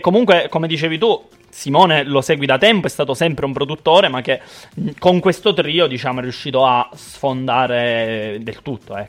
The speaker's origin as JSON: {"language": "Italian", "region": "Sicily", "country": "Italy", "said": "essendo siciliano"}